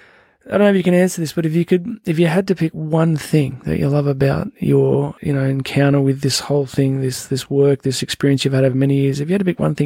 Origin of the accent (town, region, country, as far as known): Newcastle, New South Wales, Australia; born or raised there